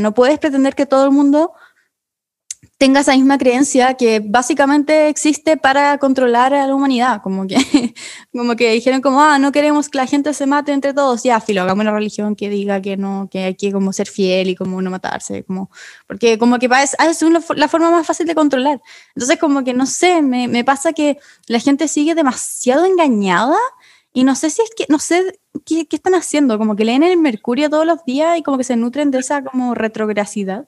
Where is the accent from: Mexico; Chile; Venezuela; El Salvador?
Chile; yo igual soy chileno.